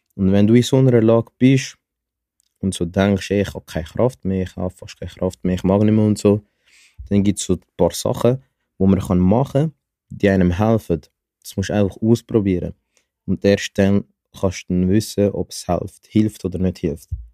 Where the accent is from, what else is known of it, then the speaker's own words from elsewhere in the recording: Zurich, Switzerland; ich komme aus Zürich